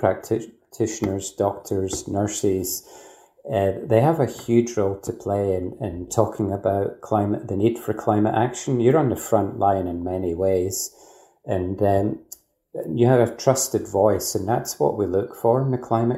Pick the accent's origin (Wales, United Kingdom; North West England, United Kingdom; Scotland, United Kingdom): Scotland, United Kingdom; now in Australia; you'll guess from my accent. I'm not from Australia originally, from Scotland